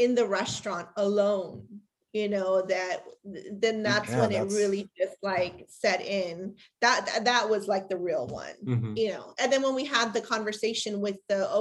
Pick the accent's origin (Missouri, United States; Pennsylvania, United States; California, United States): California, United States; Los Angeles; my father grew up in Lincoln Heights and I grew up in Lincoln Heights in a very, very early part of my childhood